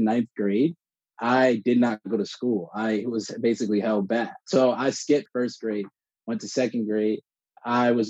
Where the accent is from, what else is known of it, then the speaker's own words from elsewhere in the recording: South Orange, New Jersey, United States; I grew up in South Orange, New Jersey